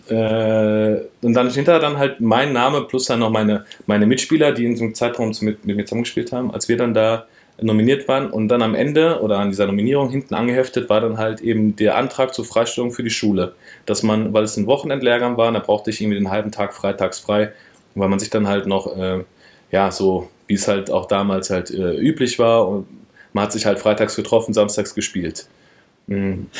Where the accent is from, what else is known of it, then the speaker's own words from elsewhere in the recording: Wiedenbrück, North Rhine-Westphalia, Germany; also born or lived in Frankfurt / Berlin / Pforzheim / Heidelberg; Ich bin ja, guck mal, in Wiedenbrück aufgewachsen, groß geworden